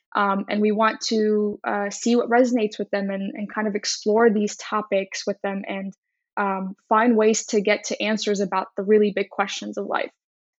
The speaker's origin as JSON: {"language": "English", "country": "Egypt", "said": "Like I said, I'm from Egypt, so I look at the world in a very different way than somebody who is from the U.S. or Tennessee or Mississippi."}